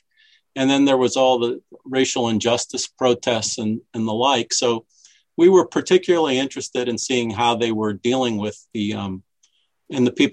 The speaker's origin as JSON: {"language": "English", "town": "Washington", "region": "District of Columbia", "country": "United States", "tie": "born or raised there", "said": "I grew up in Washington, D.C."}